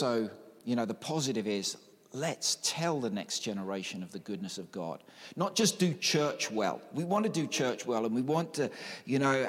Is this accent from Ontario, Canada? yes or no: no; Newfoundland and Labrador, Canada; when I grew up in Newfoundland and Labrador